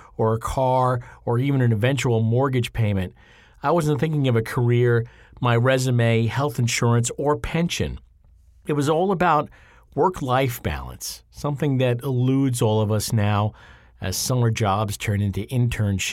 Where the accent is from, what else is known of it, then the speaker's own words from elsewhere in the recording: Lindenhurst, New York, United States; my hometown, Lindenhurst